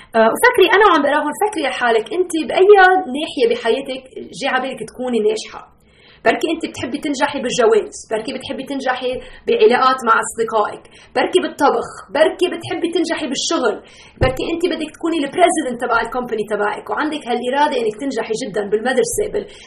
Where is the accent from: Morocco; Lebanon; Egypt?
Lebanon; now in Chicago, United States; نحن من لبنان اصولنا بس عايشه هلا بشيكاغو